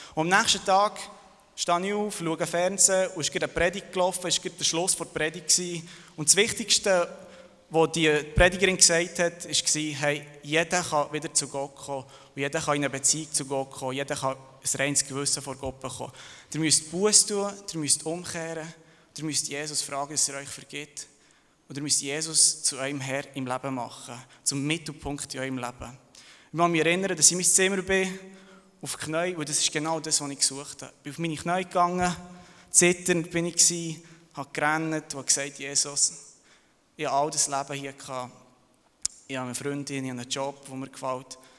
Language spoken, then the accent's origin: German; Thun, Bern, Switzerland; also born or lived in Serbia; Ich bin geboren und aufgewachsen in Thun, aber ursprünglich komme ich von Serbien